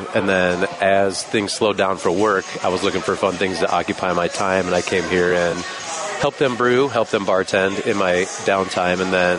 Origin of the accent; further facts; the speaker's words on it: Clarendon Hills, Illinois, United States; also born or lived in Cleveland, Ohio / Chicago; So I grew up in Chicago, on the west suburbs, Clarendon Hills.